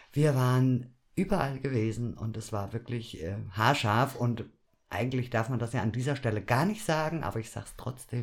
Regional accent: Düsseldorf, North Rhine-Westphalia, Germany; now in Fulda, Germany; Ich bin in Düsseldorf geboren.

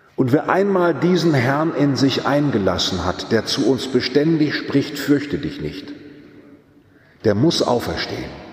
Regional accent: Germany; Wir haben als Deutsche

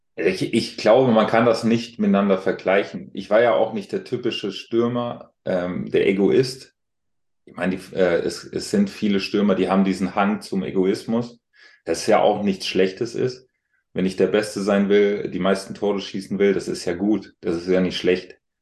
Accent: Alzenau, Bavaria, Germany; moved away; ich bin ja auf dem Land groß geworden

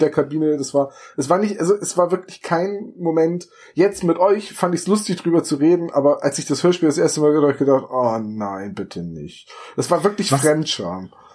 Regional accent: Northern Germany, Germany; Wir sind Norddeutsche, wir können keine Dialekte.

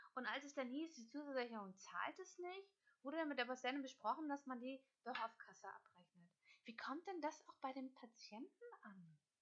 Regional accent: Hamburg, Germany; also born or lived in Kiel; Ich bin Hamburgerin, gebürtige

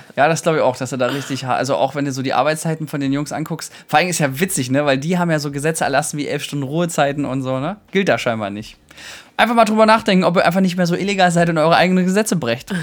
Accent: Thuringia, Germany; ich komme jetzt auch aus Thüringen

